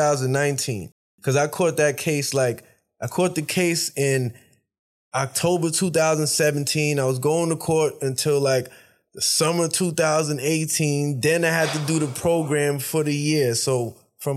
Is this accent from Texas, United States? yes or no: no; New York City, New York, United States; I'm from New York.